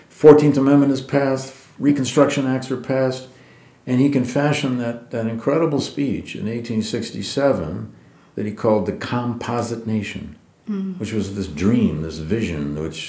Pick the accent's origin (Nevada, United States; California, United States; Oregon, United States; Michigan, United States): Michigan, United States; Flint; I grew up in Michigan, I grew up in Flint.